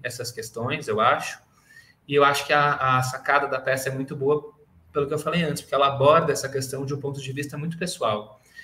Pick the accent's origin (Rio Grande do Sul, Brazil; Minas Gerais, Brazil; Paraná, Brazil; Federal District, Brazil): Rio Grande do Sul, Brazil; Porto Alegre; moved away as an adult; now in São Paulo, Brazil; vim de Porto Alegre, eu não sou daqui de São Paulo, hoje eu moro em São Paulo